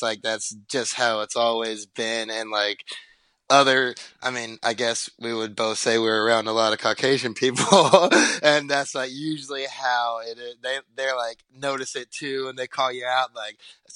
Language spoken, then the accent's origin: English; North Carolina, United States; moved away as an adult; now in Bend, United States; I'm born and raised in North Carolina for pretty much most of my childhood, and now I live in Bend, Oregon